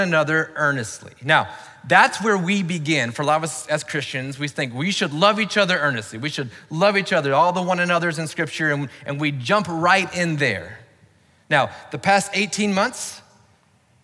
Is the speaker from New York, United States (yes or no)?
no; Florida, United States; also born or lived in Baltimore, Maryland; I grew up in Florida and I went to the University of Florida